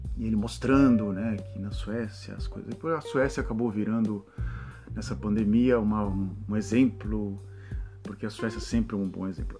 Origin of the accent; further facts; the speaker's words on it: Brazil; sou nascido no Brasil